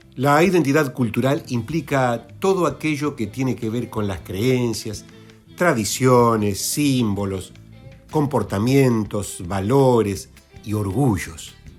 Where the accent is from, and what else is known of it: Argentina